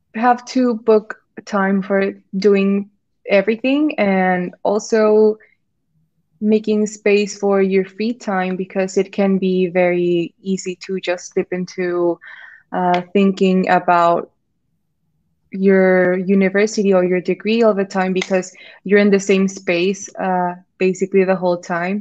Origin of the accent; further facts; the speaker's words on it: Mexico; moved away as an adult; now in York, United Kingdom; I'm from Mexico